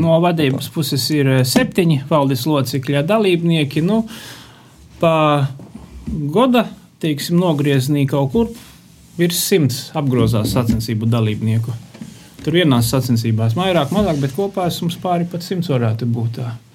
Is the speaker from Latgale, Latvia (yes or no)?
yes; Viļāni, Latgale, Latvia; pats esmu no Viļāniem